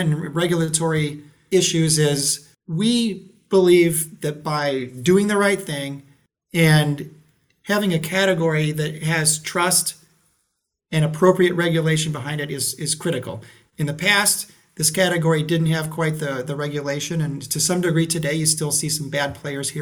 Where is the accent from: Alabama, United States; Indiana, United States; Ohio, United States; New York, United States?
Ohio, United States; I know Ohio very well. I grew up in Ohio.